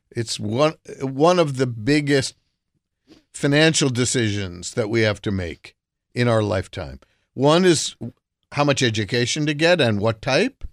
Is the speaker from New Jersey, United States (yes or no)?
yes; New Jersey, United States; I grew up in Jersey